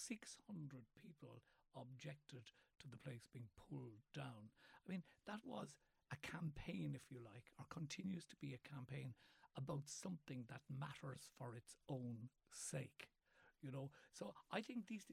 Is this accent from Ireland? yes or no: yes; Cork, Munster, Ireland; also born or lived in West Kerry; I was born in Cork City